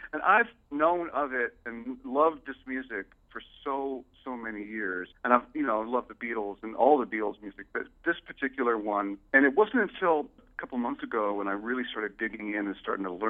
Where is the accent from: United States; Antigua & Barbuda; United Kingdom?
United Kingdom; London; moved away; also born or lived in Toronto; Towards the late 80s, I living in Toronto. I grew up in London, but I lived in Toronto for about 16 years.